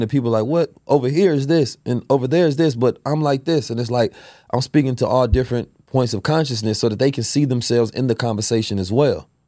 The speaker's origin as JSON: {"language": "English", "country": "United States", "tie": "born or raised there", "said": "we grew up in America"}